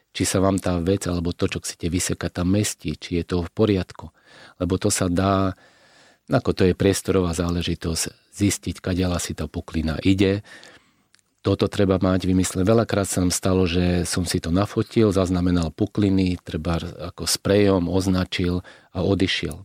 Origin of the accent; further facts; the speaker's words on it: Slovakia; my sme Slováci